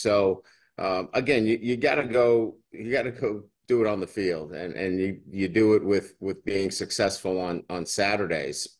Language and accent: English; Boston, Massachusetts, United States; accent: funny accent; now in Baton Rouge, United States; I still have a funny accent. You know, I'm from Boston